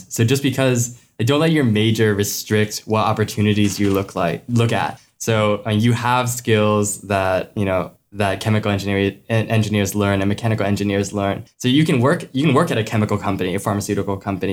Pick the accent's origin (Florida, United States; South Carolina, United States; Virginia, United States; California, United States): Florida, United States; Gainesville; I'm from Gainesville, Florida.